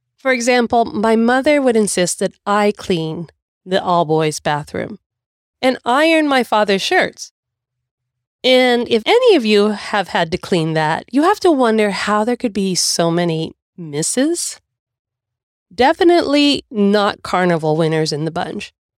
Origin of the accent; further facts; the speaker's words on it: United States; I can do this as an American